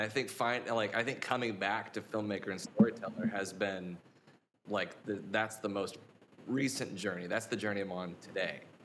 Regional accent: Vancouver, Washington, United States; I'm from Vancouver, Washington, which is not to be confused with Vancouver, British Columbia

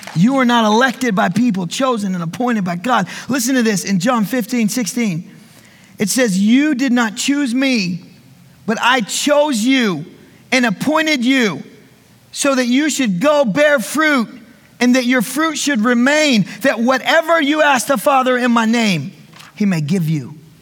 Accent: the South, United States; I was raised in school in the South

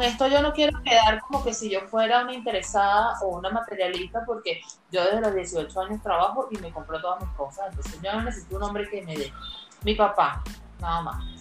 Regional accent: Venezuela; las dos somos venezolanas, tenemos más de 10 años de amistad. Rosa está en República Dominicana y quien les habla, tú sí, estoy aquí en Venezuela

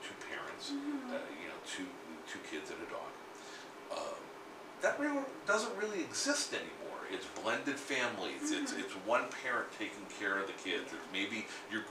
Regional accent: South Florida, United States; also born or lived in New York; I was born in New York, but I grew up in South Florida

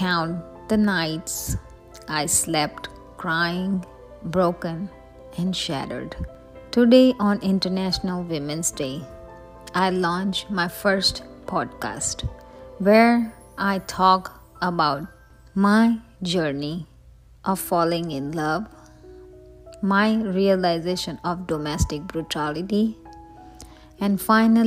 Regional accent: India; I came from India, a country where women are given a status of goddess

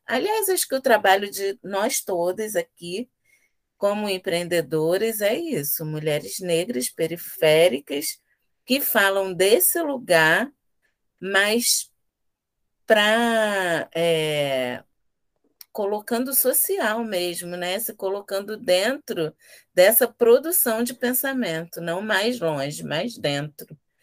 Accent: Rio de Janeiro, Brazil; Aqui somos três afroempreendedoras periféricas da Zona Oeste do Rio

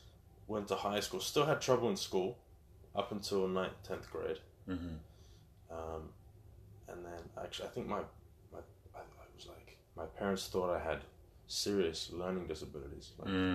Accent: Venice, California, United States; born there; So I was born in Venice, California

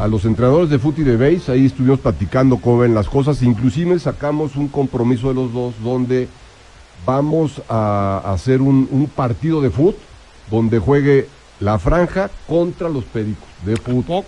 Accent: Puebla, Mexico; como poblanos

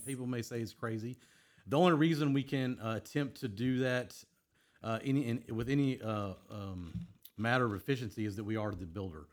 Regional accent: Houston, Texas, United States; I grew up here in Houston.

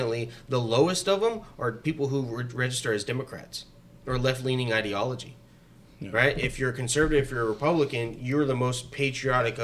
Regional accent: United States; we were united as an American people

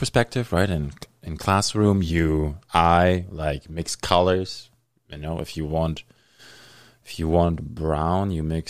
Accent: Germany; now in Thunder Bay, Canada; I grew up in Germany

